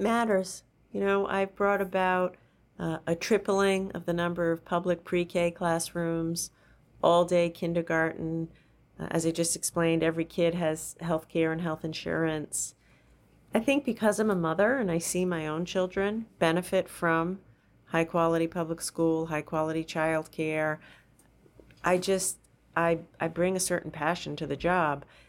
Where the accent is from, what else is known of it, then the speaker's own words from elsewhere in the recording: Rhode Island, United States; I grew up in Rhode Island in the seventies